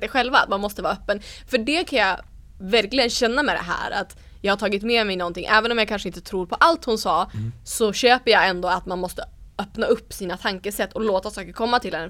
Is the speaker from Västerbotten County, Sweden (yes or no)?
yes; Umeå, Västerbotten County, Sweden; Ersboda där jag kommer ifrån i Umeå